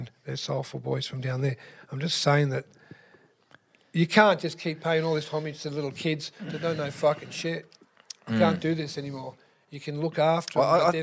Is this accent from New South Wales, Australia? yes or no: yes; Sydney, New South Wales, Australia; growing up in Chippendale Redfern as a kid with my mum and my dad